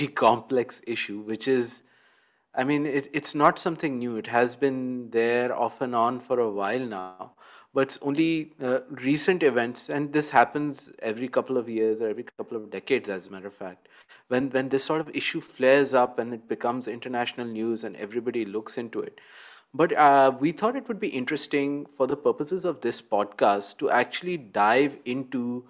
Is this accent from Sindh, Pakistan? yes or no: yes; Karachi, Sindh, Pakistan; from Karachi, Pakistan.